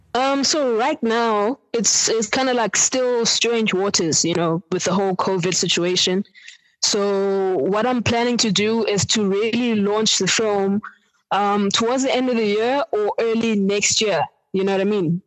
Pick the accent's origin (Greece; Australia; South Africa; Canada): South Africa; Eastern Cape; now in Johannesburg, South Africa; I'm from the Eastern Cape um, originally, and currently based in Johannesburg